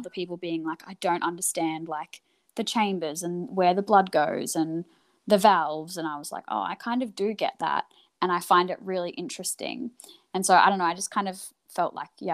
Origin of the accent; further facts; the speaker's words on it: Queensland, Australia; moved away as an adult; now in Melbourne, Australia; I'm originally from Queensland, and mm-hmm. I moved to Melbourne